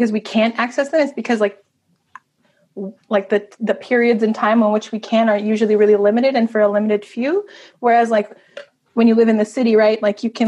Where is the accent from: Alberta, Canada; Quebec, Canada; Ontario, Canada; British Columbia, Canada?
Quebec, Canada; Mistissini; first language Cree; English is a second language; now in Montreal, Canada; I'm from the Eastern James Bay Cree community of Mistissini.